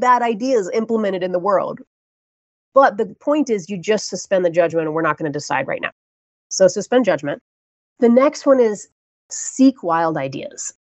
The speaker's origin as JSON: {"language": "English", "region": "Florida", "country": "United States", "tie": "born or raised there", "said": "I grew up in Florida"}